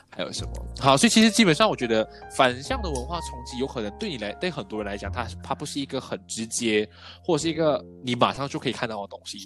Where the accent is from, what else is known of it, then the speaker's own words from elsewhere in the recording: Malaysia; also born or lived in Taiwan; 我们来自一个比较多元文化背景的国家